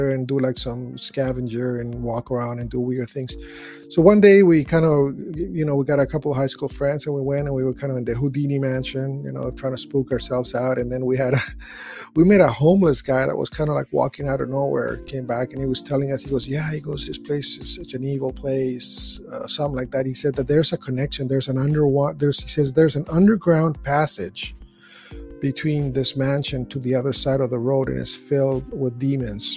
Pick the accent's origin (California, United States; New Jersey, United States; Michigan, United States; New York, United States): California, United States; Los Angeles; moved away as an adult; also born or lived in Panorama City / Reseda; now in Riverside, United States; I grew up in San Fernando Valley. I grew up in Van Nuys, Sherman Oaks area